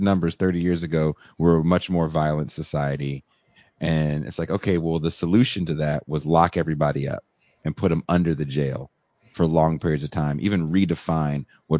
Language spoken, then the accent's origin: English; Richmond, California, United States; also born or lived in New York; where I grew up in Richmond, California.